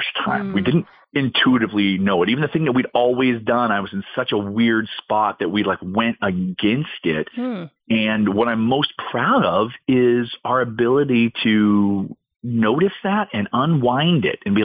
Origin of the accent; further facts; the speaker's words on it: San Diego, California, United States; we were in my hometown, my parents are here. My sister is here